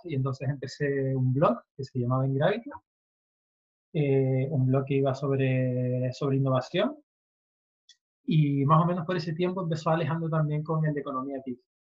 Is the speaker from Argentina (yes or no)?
no; Tenerife, Canary Islands, Spain; soy de Tenerife